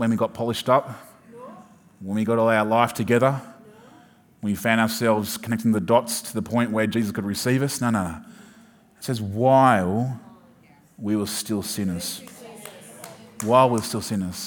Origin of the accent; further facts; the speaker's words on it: Sydney, New South Wales, Australia; I'm from Sydney, but not necessarily from the city.